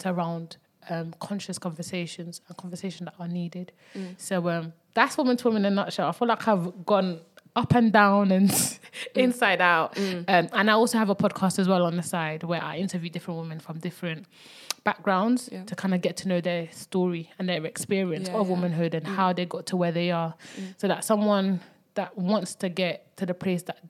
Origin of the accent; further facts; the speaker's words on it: Belgium; also born or lived in Congo; I was born in Congo And I moved to from Congo to Belgium when I was about 5